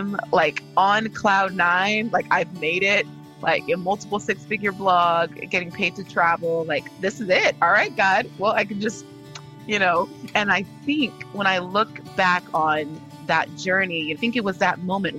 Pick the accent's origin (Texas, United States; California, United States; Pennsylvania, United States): California, United States; I am a daughter of two Nigerian immigrant parents, but I was born and raised in California